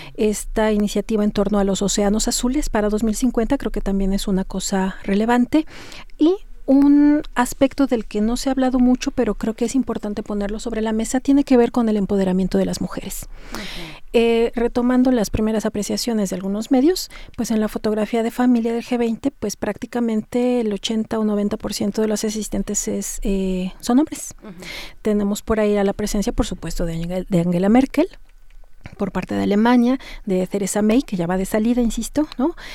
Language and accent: Spanish; Mexico; como mexicanos, como ciudadanos, como eh, profesionistas